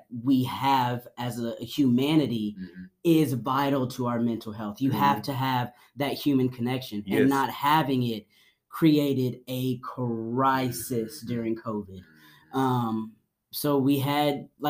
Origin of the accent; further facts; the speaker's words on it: Franklin, Tennessee, United States; also born or lived in Nashville, Tennessee; I grew up here. I grew up in Franklin, Tennessee